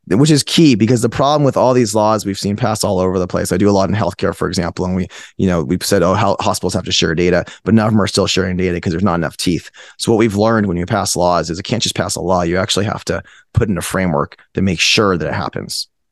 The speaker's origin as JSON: {"language": "English", "town": "Fremont", "region": "California", "country": "United States", "tie": "born or raised there", "also_born_or_lived": "Palo Alto, California", "moved": "as an adult", "lives_now": "Texas, United States", "said": "I'm from Fremont, California. I went to high school there. I went to school in Palo Alto. So I, I was in California my whole life"}